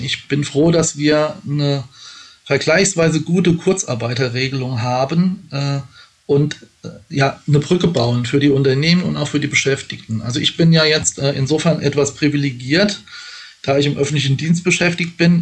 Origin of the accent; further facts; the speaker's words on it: Pfaffen-Schwabenheim, Rhineland-Palatinate, Germany; im Ortsverein der SPD in Pfaffenschwabenheim, wo ich herkomme, aktiv gewesen